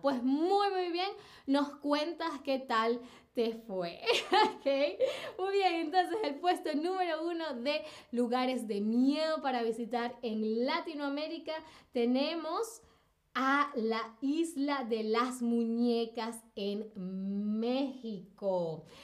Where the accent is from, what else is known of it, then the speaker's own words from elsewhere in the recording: Venezuela; yo nací en Venezuela